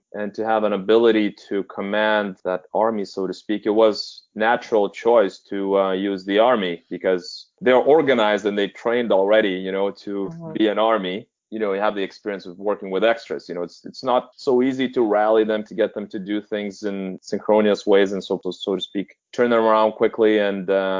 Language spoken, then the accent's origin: English; Vilnius, Lithuania; moved away; I'm from Lithuania, so naturally I think I haven't lived in Lithuania